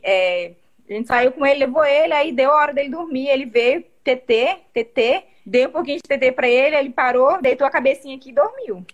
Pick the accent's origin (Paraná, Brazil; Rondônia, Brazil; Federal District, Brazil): Rondônia, Brazil; Vilhena; eu sou de Vilhena, Rondônia